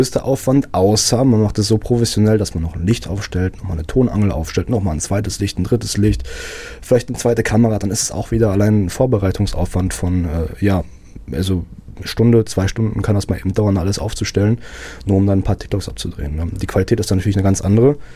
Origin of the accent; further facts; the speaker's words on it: Wanne-Eickel, North Rhine-Westphalia, Germany; So, ich, ich bin hier geboren, ich bin, bin gerne hier. So, ich komme aus Wanne, nicht aus Herne eigentlich. Müsste mein Papa jetzt äh, wieder meckern, weil ich ja bin ja in Wanne geboren.